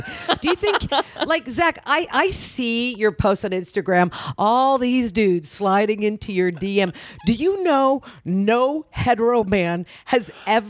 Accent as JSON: {"language": "English", "region": "Oklahoma", "country": "United States", "tie": "born or raised there", "moved": "yes", "said": "I grew up in Oklahoma, mm-hmm. and I didn't really know a lot, and I grew up Jewish in Oklahoma"}